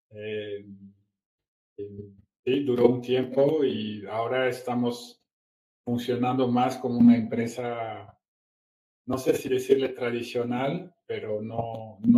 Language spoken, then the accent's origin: Spanish; Brazil; moved away as an adult; now in Mexico; soy franco brasileño, llevo 20 años viviendo aquí en México, ya soy más mexicano que el Chile